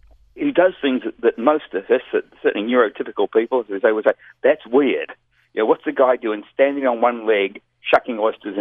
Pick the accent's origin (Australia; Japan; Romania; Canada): Australia; Melbourne, Victoria; also born or lived in New Zealand; Melbourne, Australia, which is my hometown